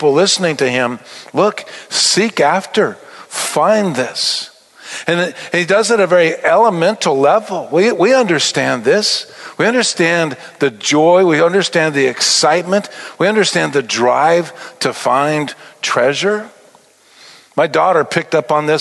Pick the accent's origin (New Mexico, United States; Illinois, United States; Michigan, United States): New Mexico, United States; Albuquerque; born or raised there